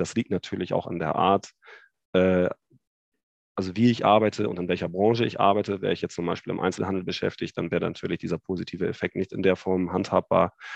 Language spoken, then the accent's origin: German; Hamburg, Germany; accent: nordisch; moved away as an adult; now in Düsseldorf, Germany; Ich komme gebürtig aus Hamburg